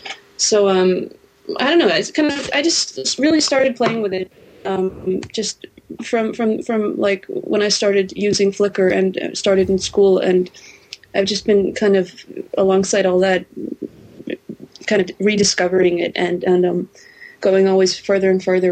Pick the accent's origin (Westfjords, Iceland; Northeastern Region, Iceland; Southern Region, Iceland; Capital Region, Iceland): Capital Region, Iceland; Hafnarfjörður; English is a second language; I am at the moment I'm in Iceland, in my hometown of Hafnarfjörður.